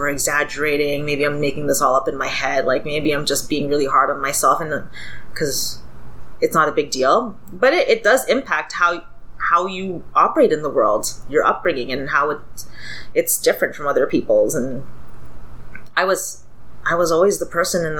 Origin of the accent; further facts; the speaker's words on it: Toronto, Ontario, Canada; I grew up in Scarborough